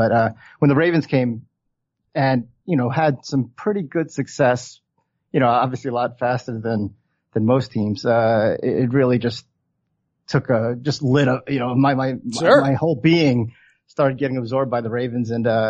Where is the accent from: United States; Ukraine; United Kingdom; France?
United States; Baltimore, Maryland; So I was born in Baltimore County, or technically born in the city. My father moved, my parents moved from Korea in 67. I was born in 73, youngest of three boys.